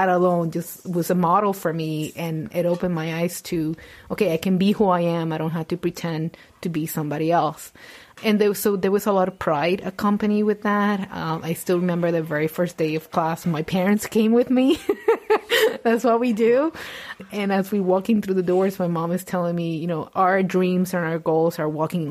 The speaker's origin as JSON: {"language": "English", "country": "Puerto Rico", "second_language": "English", "moved": "yes"}